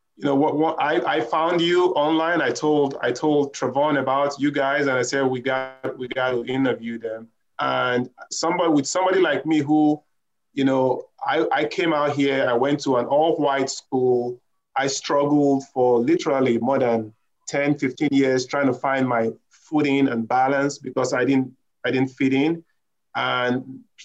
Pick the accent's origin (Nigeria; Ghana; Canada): Nigeria; moved away; I'm originally from Nigeria